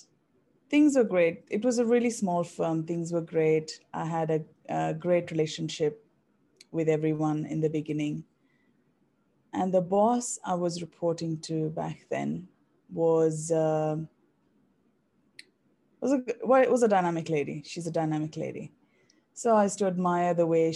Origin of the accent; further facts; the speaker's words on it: India; moved away as an adult; now in Australia; I was born and raised in India, and I moved to Australia in 2011.